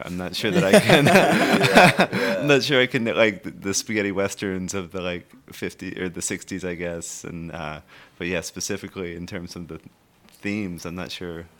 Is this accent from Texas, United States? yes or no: yes; Texas, United States; growing up in Texas